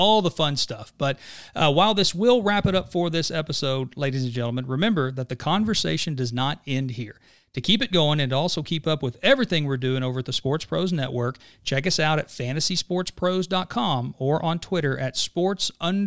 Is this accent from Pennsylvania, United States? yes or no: no; Southeast Oklahoma, United States; I grew up in Southeast Oklahoma